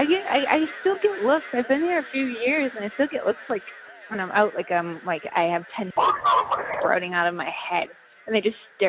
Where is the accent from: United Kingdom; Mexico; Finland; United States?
United States; Massachusetts; I grew up like in Massachusetts, so I've been there.